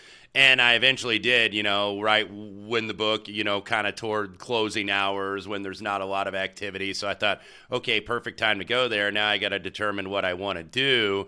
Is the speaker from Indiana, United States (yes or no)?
yes; Indianapolis, Indiana, United States; Indianapolis, you know, which is my hometown, and that's my hometown team.